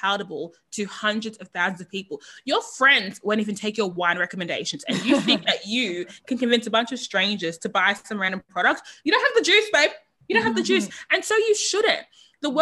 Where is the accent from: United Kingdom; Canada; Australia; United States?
Australia; Sydney, New South Wales; I grew up in East Sydney. Sydney's East.